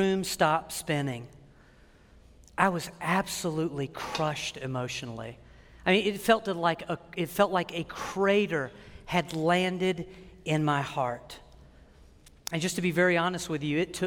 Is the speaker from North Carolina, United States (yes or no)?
yes; Wilmington, North Carolina, United States; moved away; Wilmington, North Carolina, my hometown